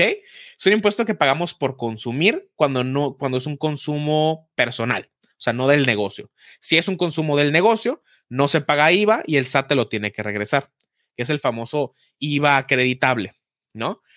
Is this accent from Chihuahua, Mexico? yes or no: no; Hermosillo, Sonora, Mexico; yo soy de Hermosillo